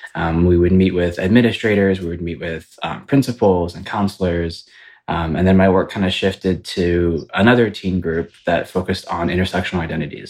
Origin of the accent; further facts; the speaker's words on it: Ypsilanti, Michigan, United States; now in Los Angeles, United States; I am from the Midwest. I am from Michigan, which to you know some people might call it the state that God forgot, um, but it's from right outside of Ann Arbor. It's called Ypsilanti